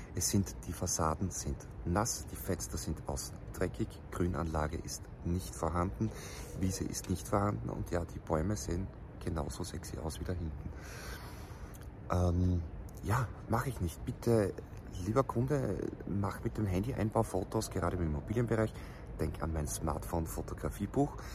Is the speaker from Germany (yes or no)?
no; Austria; bei uns in Österreich